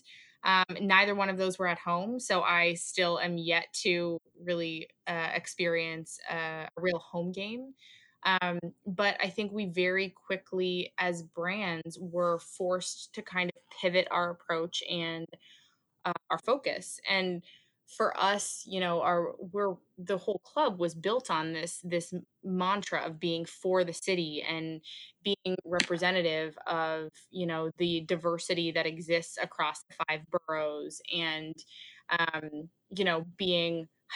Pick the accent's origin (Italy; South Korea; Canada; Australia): Canada; moved away as an adult; now in New York, United States; I'm Canadian